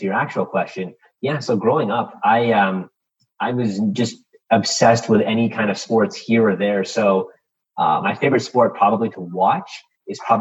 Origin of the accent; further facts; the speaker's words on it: Canada; we're Canadian